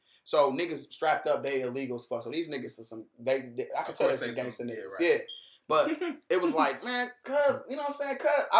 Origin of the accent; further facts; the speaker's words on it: Cleveland, Ohio, United States; I'm from Cleveland.